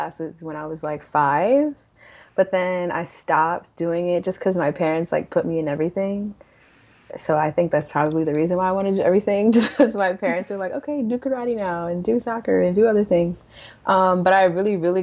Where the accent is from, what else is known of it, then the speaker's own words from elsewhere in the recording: New York City, New York, United States; moved away as an adult; now in Los Angeles, United States; I'm from the Bronx, New York